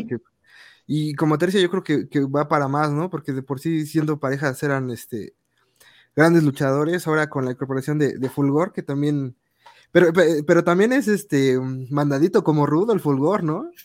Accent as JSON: {"language": "Spanish", "region": "Mexico City", "country": "Mexico", "said": "nosotros somos de Ciudad de México, todos de aquí"}